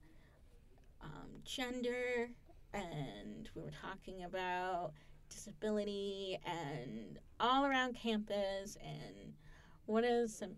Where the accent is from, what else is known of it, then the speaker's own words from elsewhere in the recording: Syracuse, New York, United States; first language English; I'm also from Syracuse, New York